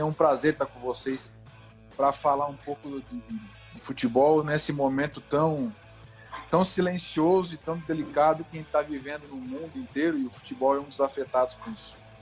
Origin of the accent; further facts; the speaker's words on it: Criciúma, Santa Catarina, Brazil; moved away; Eu sou de Criciúma, natural de Criciúma